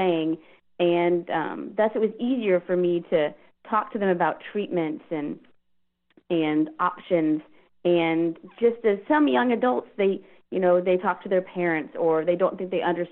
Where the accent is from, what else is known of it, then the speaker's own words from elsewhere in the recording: Houston, Texas, United States; also born or lived in Virginia; I was in Virginia, and I'm from Houston